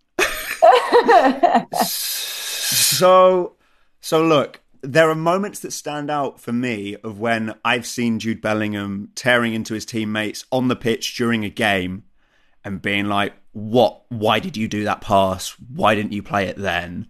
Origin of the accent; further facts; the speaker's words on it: England, United Kingdom; now in Germany; being English